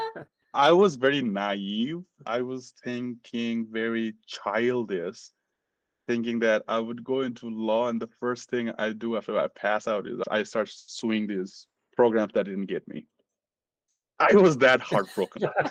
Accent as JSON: {"language": "English", "country": "Nepal", "moved": "as an adult", "lives_now": "United States", "said": "I'm from Nepal. Originally, I'm from Nepal. I immigrated back in 2012 to the US."}